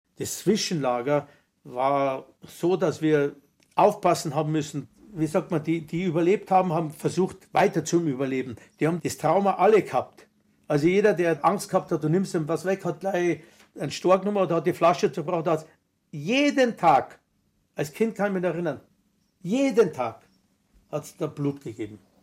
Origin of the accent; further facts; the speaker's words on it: Bavaria, Germany; Ich bin ein bayerischer Jude